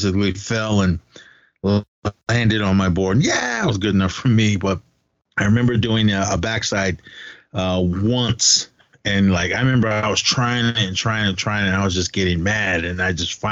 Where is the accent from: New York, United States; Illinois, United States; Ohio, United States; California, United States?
California, United States; Oakland; moved away; We grew up together in Oakland